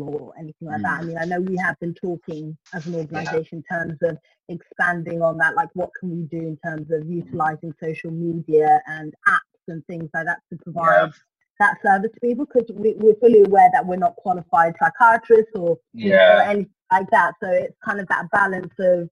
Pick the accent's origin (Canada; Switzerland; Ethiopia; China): Ethiopia; now in United Kingdom; I'm based in the UK and I was born in Ethiopia